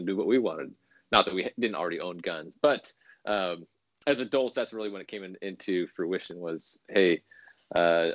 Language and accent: English; California, United States; now in Illinois, United States; I was born in California, but I live in Illinois now